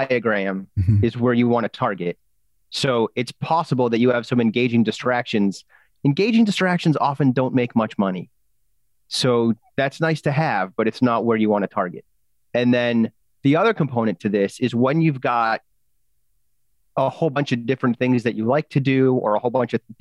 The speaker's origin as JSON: {"language": "English", "region": "England", "country": "United Kingdom", "said": "I'm the English guy"}